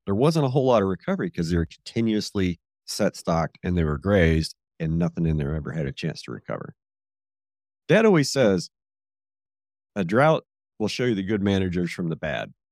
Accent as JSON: {"language": "English", "area": "Red Hills", "region": "Kansas", "country": "United States", "tie": "born or raised there", "said": "I grew up burning here in the Red Hills"}